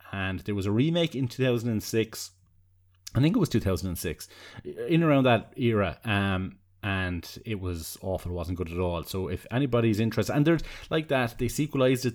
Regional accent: Tramore, Munster, Ireland; I grew up in Seaside Town, where you could see the light of a, of a, of a lighthouse from kind of my house. Um, and when the, the fog used to kind of come in over the, the cliffs of Tremor, the southeast of Waterford

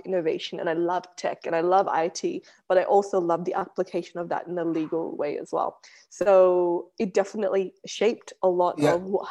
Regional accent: Australia; growing up in Australia was very unique and different to how other people would have grown up in Australia.

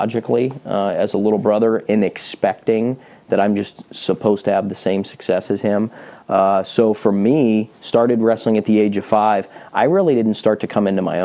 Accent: Pittsburgh, Pennsylvania, United States; I was born and raised in Pittsburgh, Pennsylvania, the youngest of seven kids

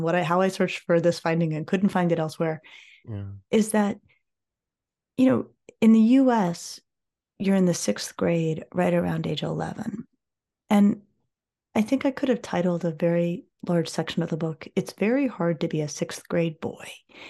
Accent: Colorado, United States; I grew up in Colorado and I grew up skiing and I grew up, you know, playing outdoors with my friends

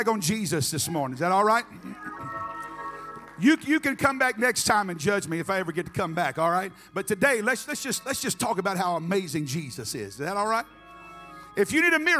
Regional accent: Memphis, Tennessee, United States; moved away; I was raised in Memphis.

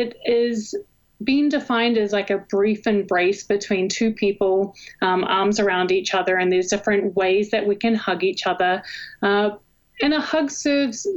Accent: New Zealand; moved away as an adult; also born or lived in Hawaii / Arizona; now in Texas, United States; I was actually born and raised in New Zealand, and I moved to Hawaii on scholarship for water polo when I was an undergrad

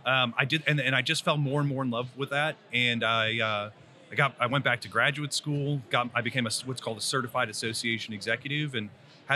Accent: Worcester, Massachusetts, United States; So I'm originally from Central Mass, up by Worcester.

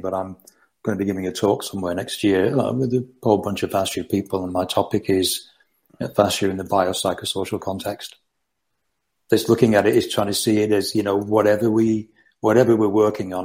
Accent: Rochdale, North West England, United Kingdom; I'm Rochdale near Manchester originally

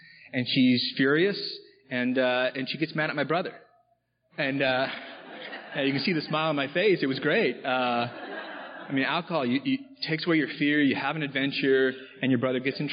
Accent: Austin, Texas, United States; also born or lived in California; now in Missoula, United States; I grew up in Austin, Texas

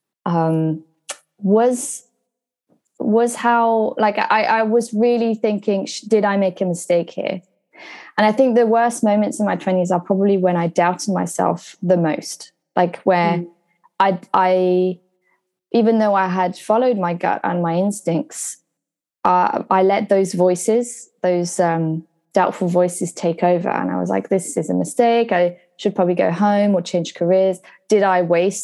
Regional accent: Brittany, France; moved away as an adult; also born or lived in Surrey, England; now in London, United Kingdom; I come from a small town in France

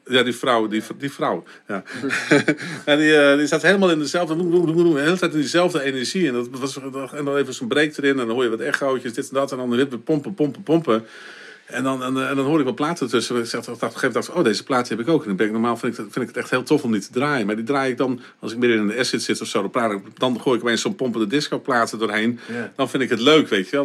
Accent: Winschoten, Groningen, Netherlands; ik ben geboren in Winschoten

